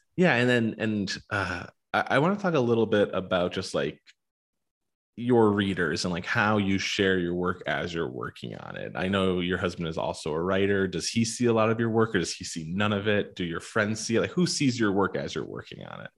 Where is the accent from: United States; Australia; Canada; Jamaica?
United States; also born or lived in Pennsylvania / Arizona; a white guy born and raised in Pennsylvania and Arizona